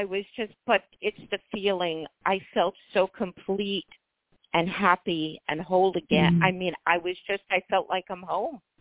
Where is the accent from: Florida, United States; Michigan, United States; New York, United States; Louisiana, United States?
New York, United States; New York City; I'm from New York City